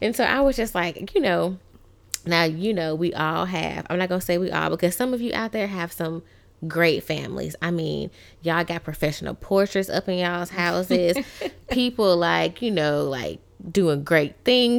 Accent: Tuscaloosa, Alabama, United States; now in Louisiana, United States; I am from Tuscaloosa, Alabama

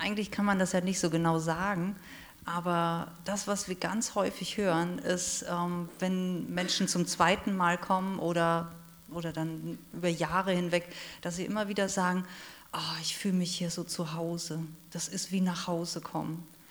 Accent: Rhineland-Palatinate, Germany; ich bin in der Südpfalz aufgewachsen, da wo die Trauben wachsen

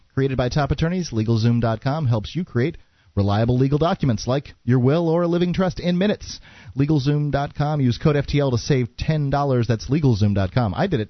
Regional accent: Florida, United States; moved away as an adult; now in New Hampshire, United States; I like Florida. I'm from Florida.

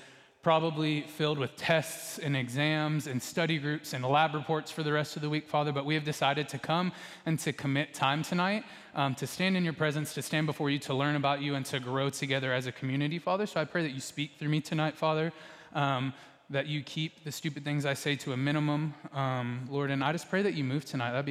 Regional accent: Texas, United States; most of us in here, if we grew up in Texas

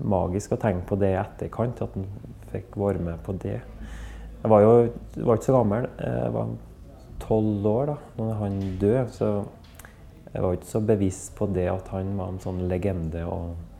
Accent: Verdal, Trøndelag, Norway; jeg vokste opp i Verdalen, da, i, på Innherred, Nord-Trøndelag

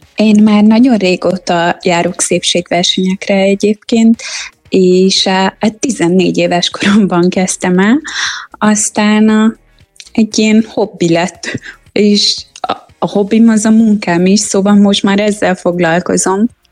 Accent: Transylvania, Romania; Erdély magyar lányként

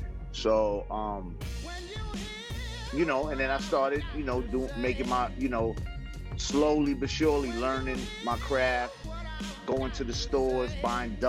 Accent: New York City, New York, United States; born or raised there; also born or lived in Los Angeles / Brooklyn / Spanish Harlem

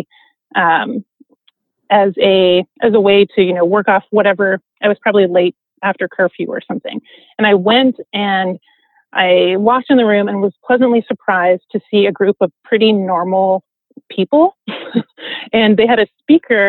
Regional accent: Cincinnati, Ohio, United States; moved away as an adult; also born or lived in Portland, Oregon; now in San Diego, United States; I grew up in Cincinnati, and I grew up actually across the street from a landfill.

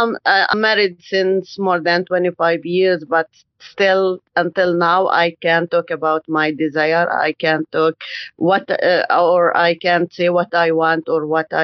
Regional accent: Palestine; I'm from Palestine.

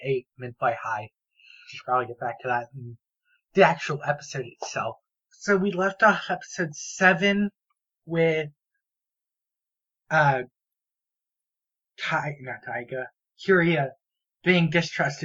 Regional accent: United States; as an American

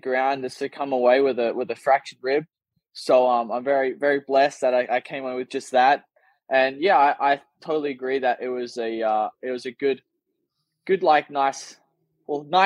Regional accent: Australia; first language English; as an Australian

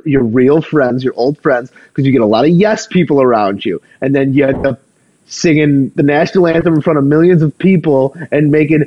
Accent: United States; as an American

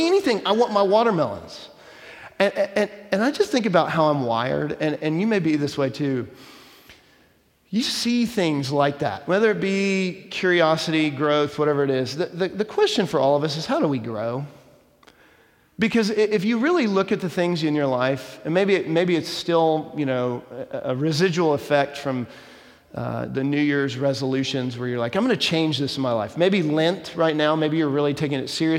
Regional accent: Dallas, Texas, United States; When I was a kid growing up in Dallas

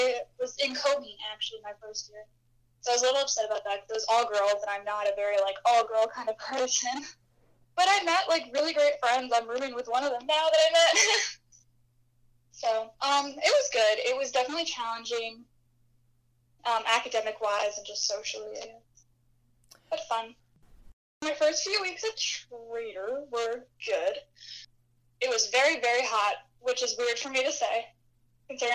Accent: Haymarket, Virginia, United States; moved away as an adult; now in Milwaukee, United States; I am from Haymarket, Virginia.

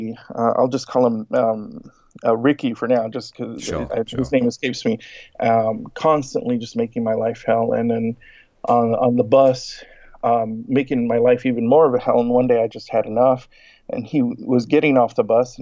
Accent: Laredo, Texas, United States; moved away as an adult; not only was I born, but I've been raised here.

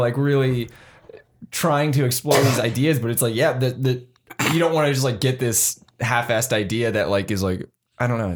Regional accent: San Jose, California, United States; moved away as an adult; now in Bellingham, United States; my friends who stayed in San Jose

